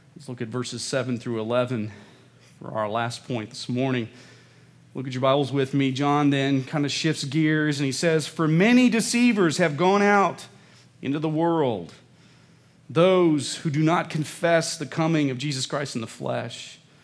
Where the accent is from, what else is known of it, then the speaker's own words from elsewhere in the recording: Midwest, United States; I was growing up in the Midwest